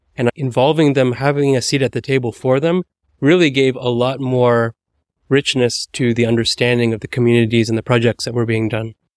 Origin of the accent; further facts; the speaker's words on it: United States; as an American